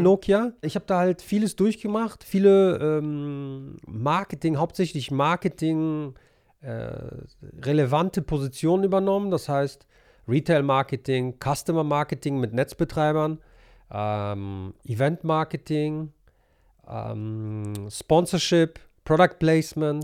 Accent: Monheim am Rhein, North Rhine-Westphalia, Germany; moved away as an adult; also born or lived in Helsinki, Finland / Poland; ich bin äh, in Monheim groß geworden. Mhm. Ich bin hier aufgewachsen.

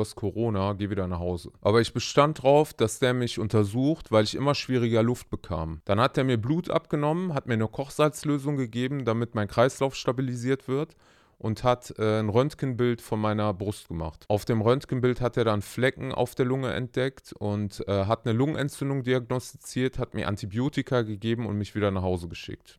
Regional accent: Germany; bei uns in Deutschland

